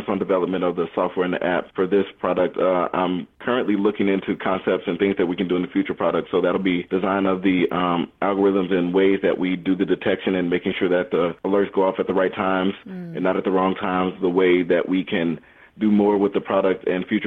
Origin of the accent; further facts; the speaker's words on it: Chicago, Illinois, United States; also born or lived in Boston area; now in Plano, United States; I was born in Chicago, Illinois. I went to school in the Boston area